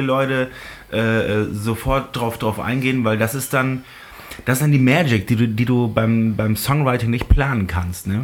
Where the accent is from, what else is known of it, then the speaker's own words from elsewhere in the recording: near Großenkneten, Lower Saxony, Germany; Ist ja, ist ja bei mir äh, nebenan. Also, wo ich, wo ich aufgewachsen bin